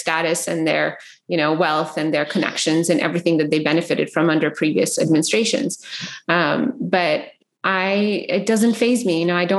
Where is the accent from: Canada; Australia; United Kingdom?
Canada; moved away as an adult; also born or lived in Yemen; now in United States; I grew up in Canada.